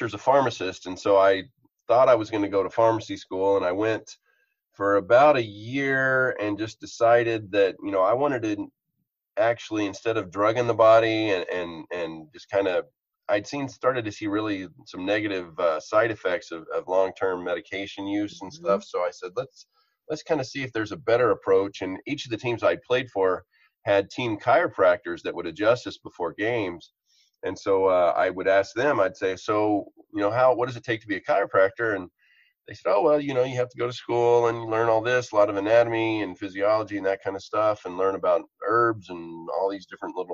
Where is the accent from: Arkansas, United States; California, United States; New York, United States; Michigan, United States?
Arkansas, United States; moved away as an adult; also born or lived in Nashville, Tennessee / Montreal; I am from Arkansas